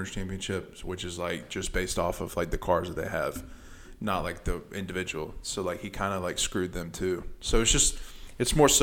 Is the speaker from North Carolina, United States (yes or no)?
yes; Charlotte, North Carolina, United States; I'm from Charlotte